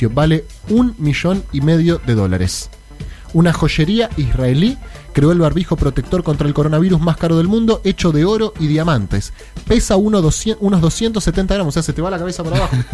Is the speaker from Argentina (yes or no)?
yes; Buenos Aires, Argentina; Yo soy porteño.